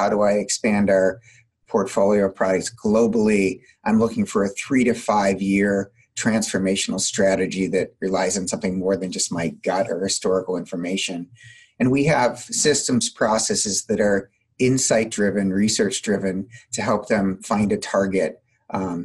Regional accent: Midwest, United States; I'm also from the Midwest, so I tend to talk pretty quickly

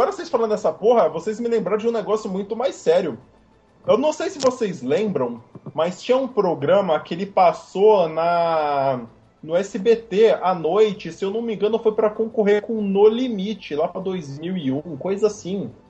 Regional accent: Cubatão, São Paulo, Brazil; Eu, quando era criança, eu morava em Cubatão, né? Cidade ali do litoral de São Paulo.

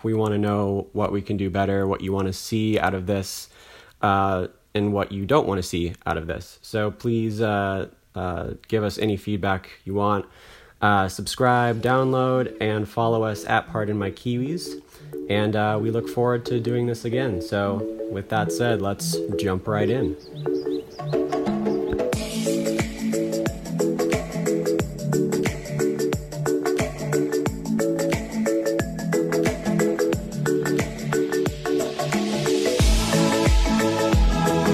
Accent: Oklahoma, United States; I'm from Oklahoma originally, and that's where my family's from

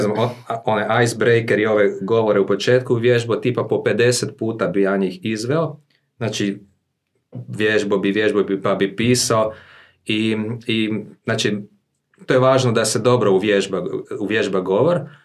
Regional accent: Zagreb, City of Zagreb, Croatia; ja sam rođen u Zagrebu, imam 40 godina, e, u obitelji sam odrasao s mamom, tatom

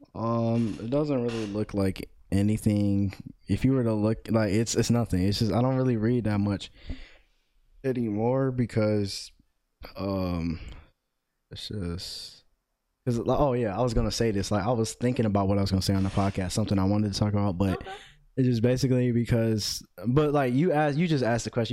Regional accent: Cleveland, Ohio, United States; I'm 18 years old, born and raised in Cleveland, Ohio

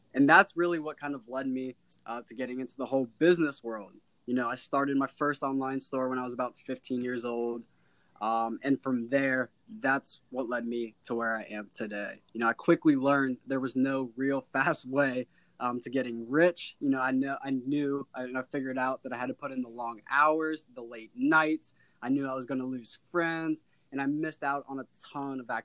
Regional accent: Cincinnati, Ohio, United States; I was always born and raised in Cincinnati, Ohio

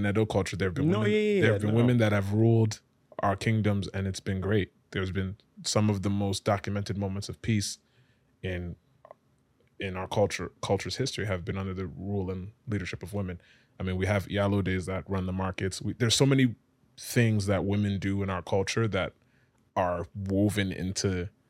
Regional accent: Connecticut, United States; also born or lived in Ibadan, Nigeria; now in New York, United States; I'm from Connecticut.

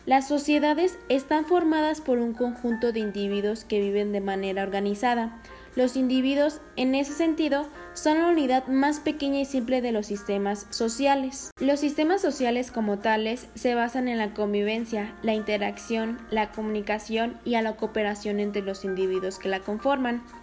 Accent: Morelia, Michoacán, Mexico; tengo una edad de 20 años, soy de Morelia, Michoacán

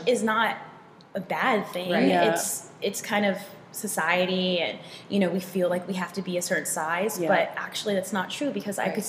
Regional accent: Texas, United States; now in Seattle, United States; I grew up in Texas

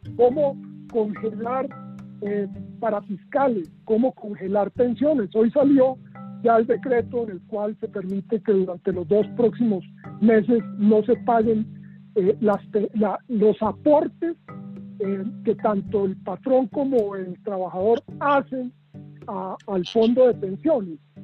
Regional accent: Colombia

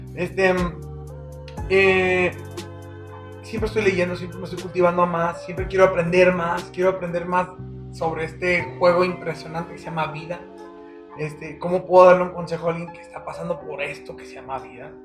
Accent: Mexicali, Baja California, Mexico; now in Aguascalientes, Mexico; Mi familia es del norte. O sea, me crié mucho en California y en Mexicali, entonces son norteñotes

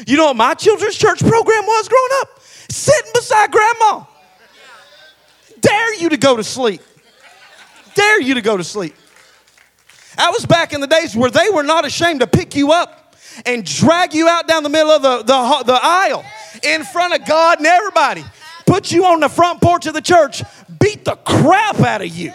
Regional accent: Hamilton, United States; moved away; also born or lived in Knoxville; where we come from. We're from Hamilton

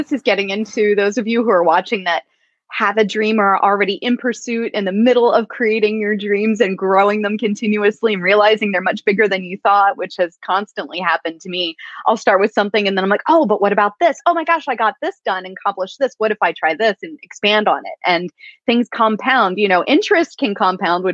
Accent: Pennsylvania, United States; I grew up in Amish country, Pennsylvania, far from the ocean

